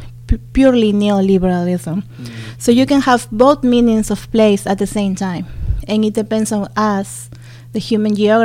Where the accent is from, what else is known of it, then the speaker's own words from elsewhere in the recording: Lima, Peru; moved away as an adult; now in Toronto, Canada; I'm born and raised in Lima, Peru, and I came to U of T in 2015